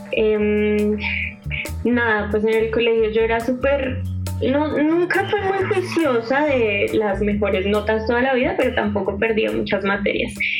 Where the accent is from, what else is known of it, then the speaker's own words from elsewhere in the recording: Bogotá, Colombia; yo nací acá en Bogotá